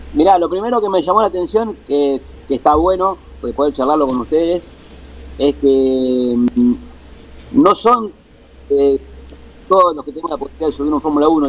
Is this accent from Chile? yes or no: no; Argentina; como argentino, como, piloto